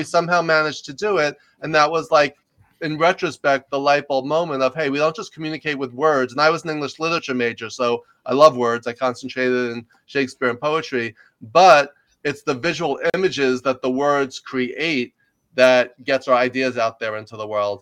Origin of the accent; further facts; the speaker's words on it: New York, United States; moved away as an adult; also born or lived in Los Angeles; I grew up in New York. You can probably tell I have a little bit of an accent